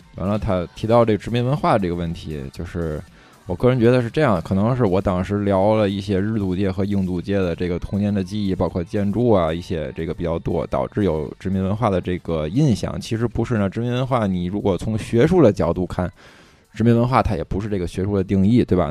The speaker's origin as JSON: {"language": "Chinese", "region": "Tianjin", "country": "China", "said": "我们天津人"}